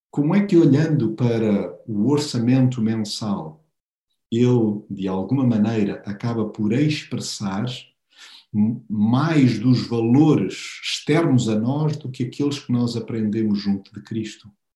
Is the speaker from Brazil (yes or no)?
no; Portugal; nós como portugueses